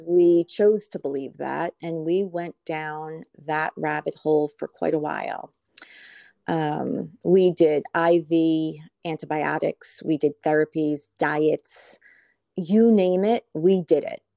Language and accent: English; Kinnelon, New Jersey, United States; I am calling in from New Jersey, a small town, uh, Kinnelon, New Jersey